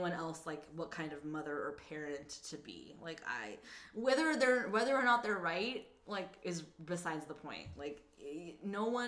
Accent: Los Angeles, California, United States; I lived in Los Angeles my whole life

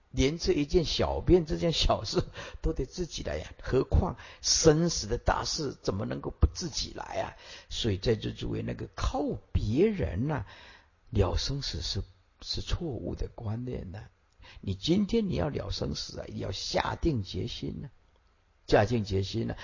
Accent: Taiwan; 我小时候，啊，去看那个个瓜戏

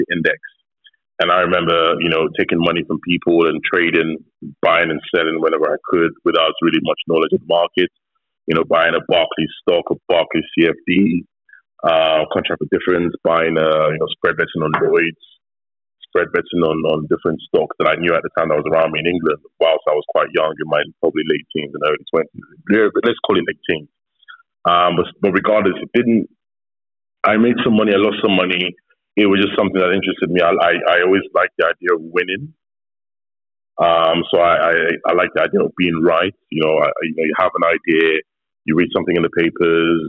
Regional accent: Nigeria; I'm Nigerian. I am as Nigerian as they come.

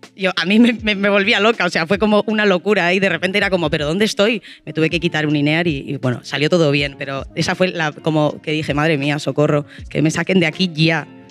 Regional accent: Bilbao, Basque Country, Spain; soy de Bilbao.

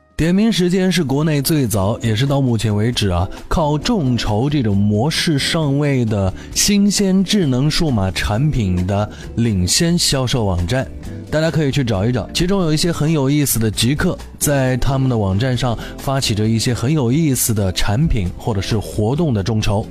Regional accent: China; 在我们中国人的生活当中更加的近似

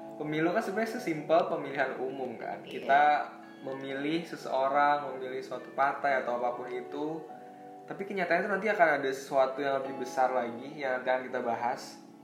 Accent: Bogor, West Java, Indonesia; kita dari daerah Bogor

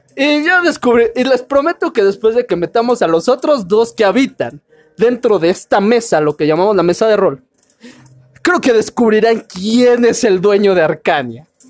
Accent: Veracruz, Mexico; soy de Veracruz

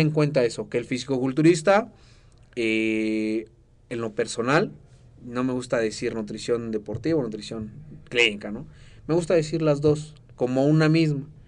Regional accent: Mexico; yo soy mexicano

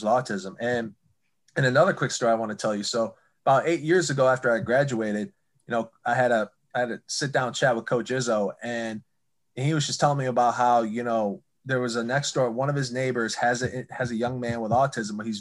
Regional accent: East Lansing, Michigan, United States; also born or lived in Athens, Ohio; I was born in Athens, Ohio, lived there for 4 years before we moved to East Lansing

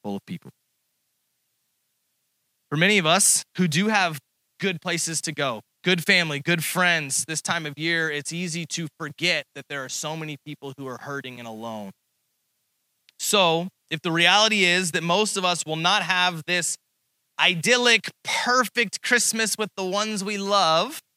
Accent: Texas, United States; now in Springfield, United States; I'm from Texas

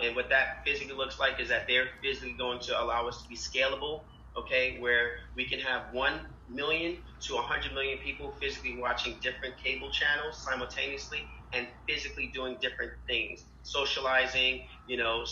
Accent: New York City, New York, United States; I'm a kid from Harlem

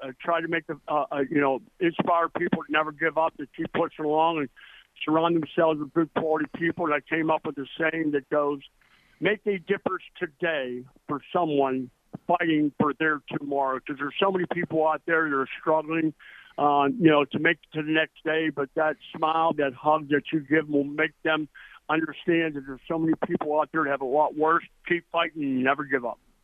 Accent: East Brady, Pennsylvania, United States; moved away as an adult; I came from a little small town in Pennsylvania called East Brady. I only had, I think, 800 in my hometown

